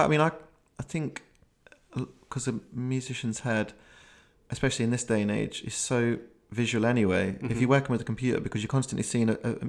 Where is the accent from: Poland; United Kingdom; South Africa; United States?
United Kingdom; Leicester, East Midlands; now in London, United Kingdom; I called my friend who we grew up in Leicester together, and we both moved down mm-hmm. to London